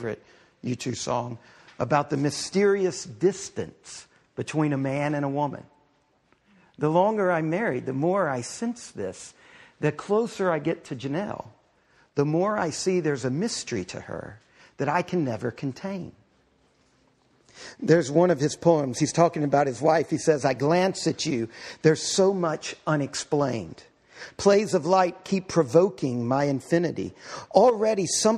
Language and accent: English; Galveston, Texas, United States; I grew up right outside of Galveston, Texas